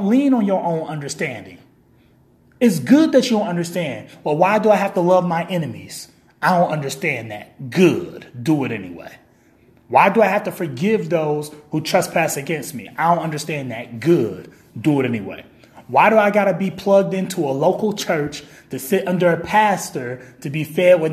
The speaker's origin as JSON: {"language": "English", "town": "Kalamazoo", "region": "Michigan", "country": "United States", "said": "I'm from Kalamazoo, Michigan. I live in Kalamazoo, Michigan."}